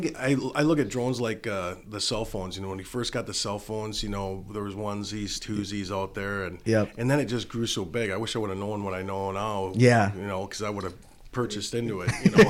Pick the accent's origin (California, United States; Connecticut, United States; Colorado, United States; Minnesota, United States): Minnesota, United States; Pequot Lakes; and they didn't know that I was from Pequot. They thought I was from Minneapolis, probably.